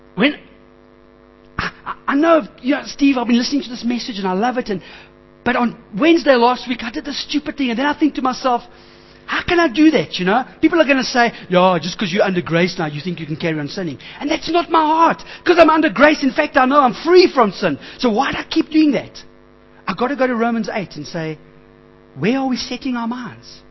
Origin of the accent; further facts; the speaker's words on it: Springs, Gauteng, South Africa; I grew up in Springs.